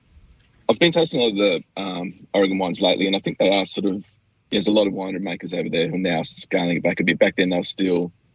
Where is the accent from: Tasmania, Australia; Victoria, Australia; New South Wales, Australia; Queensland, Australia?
Tasmania, Australia; Burnie; I grew up in Burnie, which is definitely not a wine country. It's sort of a bit of an industrial town, which is sort of turning into a tourism town there.